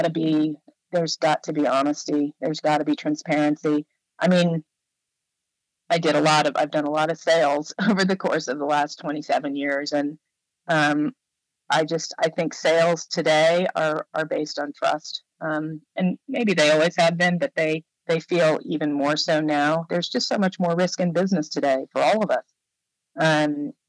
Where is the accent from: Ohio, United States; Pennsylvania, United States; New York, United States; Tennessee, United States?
New York, United States; New York City; when I moved back to New York, which is where I was born and raised, I'm from Manhattan